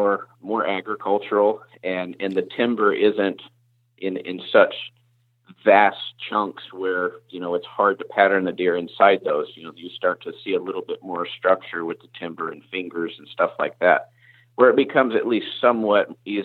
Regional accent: the South, United States; now in Indiana, United States; And I was not coming from the South where I grew up, I was not prepared for that.

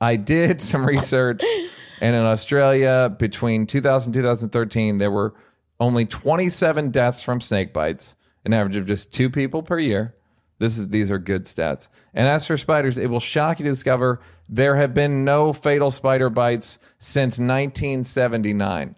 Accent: United States; I'm an American

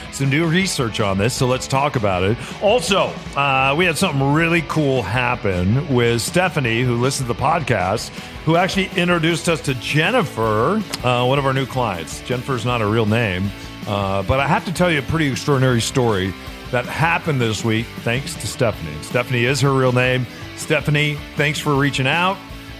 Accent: New Mexico, United States; where we grew up in New Mexico

